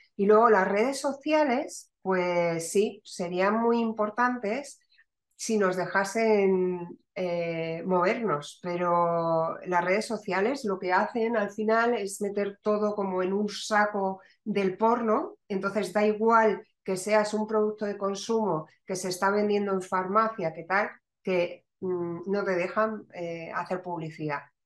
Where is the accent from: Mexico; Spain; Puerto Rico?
Spain; Madrid, Community of Madrid; moved away as an adult; also born or lived in Barcelona / Valencia; now in Málaga, Spain; yo soy madrileña, pero una madrileña con hijos malagueños